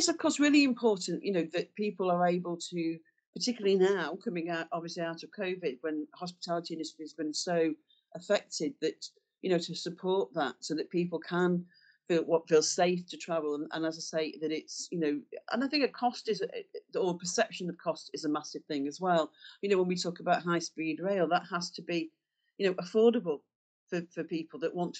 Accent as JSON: {"language": "English", "town": "Blackpool", "region": "North West England", "country": "United Kingdom", "tie": "born or raised there", "said": "I am from Blackpool, it's my hometown."}